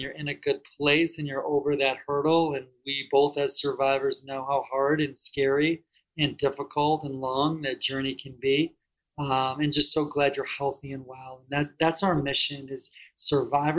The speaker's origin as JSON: {"language": "English", "town": "Detroit", "region": "Michigan", "country": "United States", "said": "I'm from Detroit area originally."}